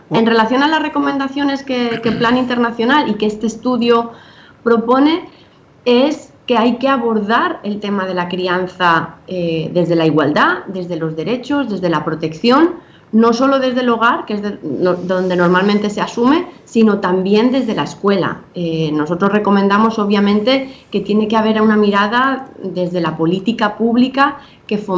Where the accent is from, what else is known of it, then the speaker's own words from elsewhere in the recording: Spain; now in Dominican Republic; obviamente ahora estoy en Dominicana, estoy casada con un dominicano, tengo hijos dominicanos, pero me crié en España